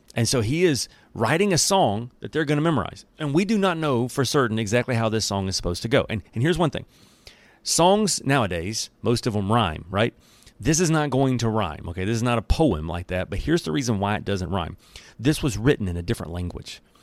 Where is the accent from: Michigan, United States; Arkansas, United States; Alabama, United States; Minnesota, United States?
Alabama, United States; accent: country English; I'm from Alabama, so I'm doing my best not to speak in the country English